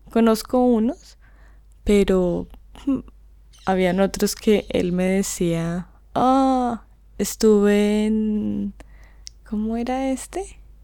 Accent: Colombia; now in London, United Kingdom; acá en Londres, cuando la gente me reconoce como colombiana

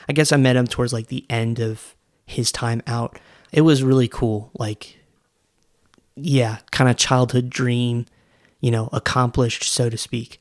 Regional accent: Orlando, Florida, United States; I grew up in Orlando when Wishes was a thing

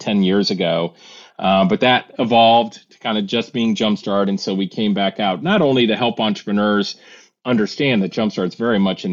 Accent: Akron, Ohio, United States; I'm originally from Akron

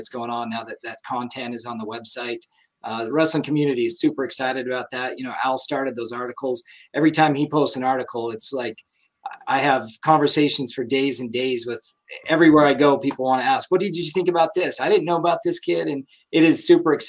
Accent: Idaho Falls, Idaho, United States; I'm from Skyline

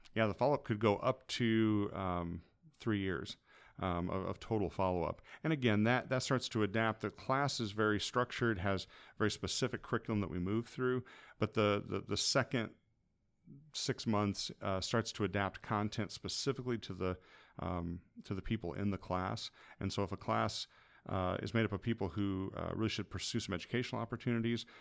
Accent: Hillsboro, Illinois, United States; moved away as an adult; also born or lived in Shelbyville, Illinois / Michigan; now in Greenville, United States; I grew up in Hillsborough and Shelbyville

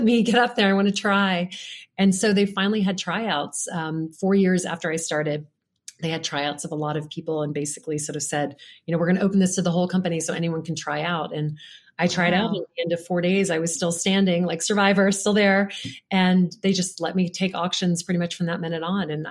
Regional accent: Louisiana, United States; moved away; I grew up in Louisiana, which is not a place where women are really taught to go out and ask for things

